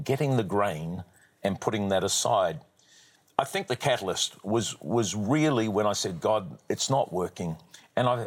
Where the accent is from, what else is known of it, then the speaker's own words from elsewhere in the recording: New Zealand; I'm a New Zealander by birth